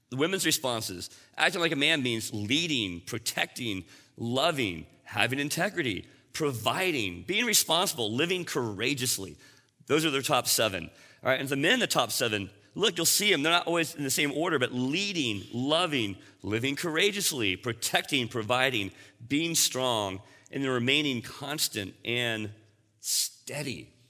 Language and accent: English; Texas, United States; I grew up in Texas